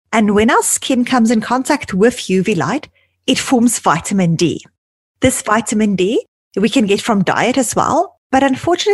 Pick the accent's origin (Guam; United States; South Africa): South Africa; now in Toronto, Canada; growing up in South Africa